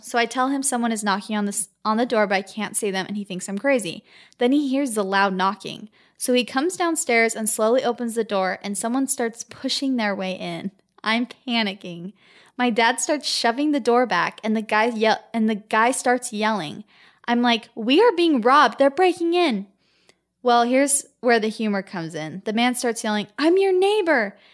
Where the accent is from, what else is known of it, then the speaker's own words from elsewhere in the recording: Gilbert, Arizona, United States; we're from Gilbert, Arizona